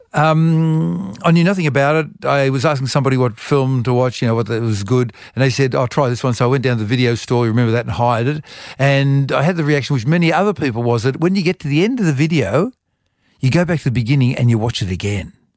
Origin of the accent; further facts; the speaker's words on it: Wollongong, New South Wales, Australia; also born or lived in Europe; I was a lonely kid at school, uh, 'cause I was, um, not an Irish Catholic like everybody else was at the Catholic school. I was from Europe. And so I sort of retreated into reading books. And Wollongong Library had a wonderful library